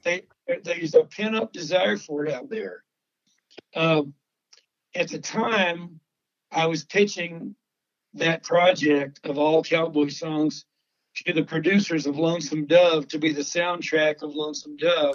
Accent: Texas, United States; growing up in Texas, being raised by ranchers and veterinarians

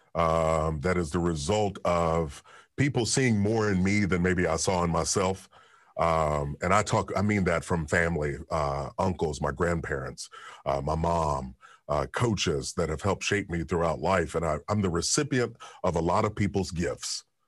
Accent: Kentucky, United States; I'm from Kentucky

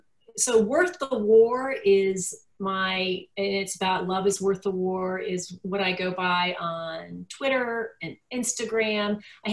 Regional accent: United Kingdom; Like we have a joke that I'm too British to be funny.

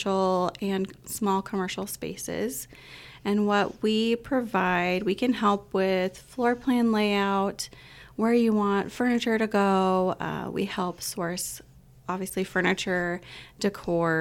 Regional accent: Utah, United States; moved away as an adult; also born or lived in Hawaii; now in Winchester, United States; I grew up in Utah and ventured out in first college out into Hawaii

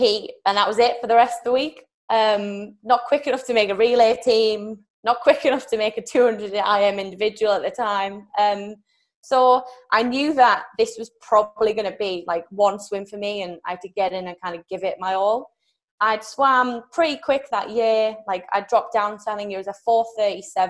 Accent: United Kingdom; I'm from Great Britain

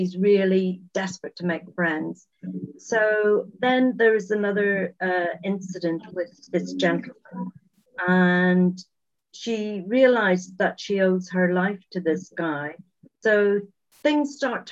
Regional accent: Northern Ireland, United Kingdom; moved away; also born or lived in England; I'm originally from Northern Ireland and I lived in England for quite a few years. And I've recently returned just 6 years ago, next month, back to Northern Ireland to a small village.

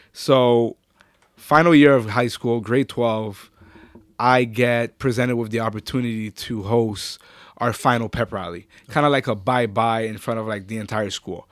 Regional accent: Ottawa, Ontario, Canada; also born or lived in Orleans, Ottawa; I'm actually originally from Gloucester.

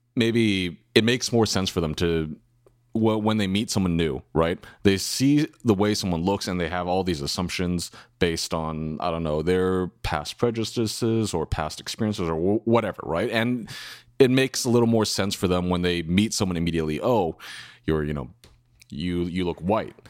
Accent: California, United States; I grew up in America. Uh, I, I've lived in California my whole life

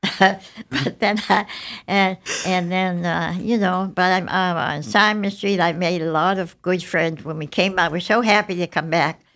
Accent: Halifax, Nova Scotia, Canada; also born or lived in Worcester, Massachusetts, United States / Montreal, Canada; I grew up in Halifax

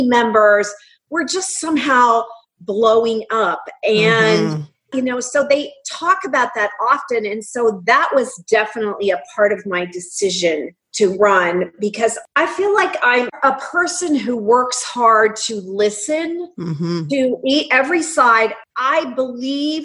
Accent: North Central Pennsylvania, United States; I grew up in North Central Pennsylvania, up from north of Harrisburg, in a town, community of 2,000 people

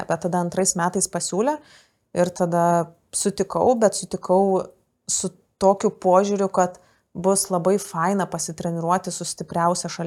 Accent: Kaunas, Kaunas County, Lithuania; aš iš Kauno

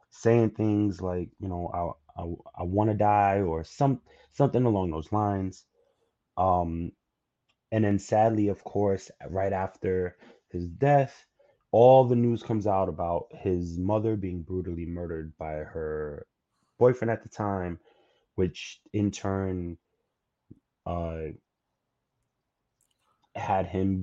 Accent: New York City, New York, United States; as a New Yorker

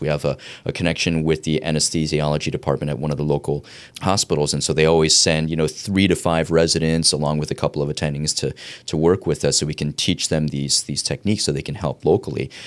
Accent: East Coast, United States; I grew up on the East Coast

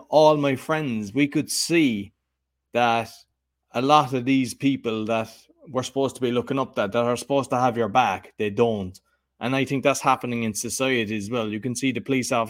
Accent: Ireland; I'm Irish, and you know, we grew up in Catholic Ireland

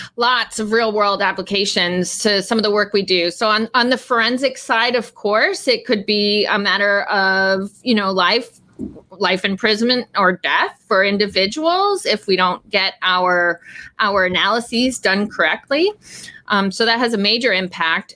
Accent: Eastern Canada, Canada; moved away; I grew up in a small city in eastern Canada

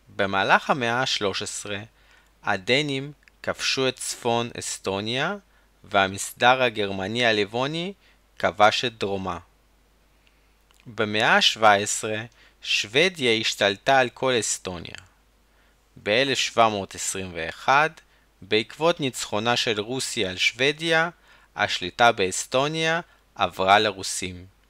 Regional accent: Chernivtsi, Chernivtsi Oblast, Ukraine; צ'רנוביץ, העיר שבה נולדתי

